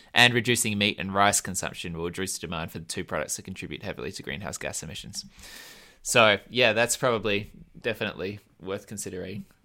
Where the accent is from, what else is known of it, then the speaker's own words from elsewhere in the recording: Australia; I'm an Australian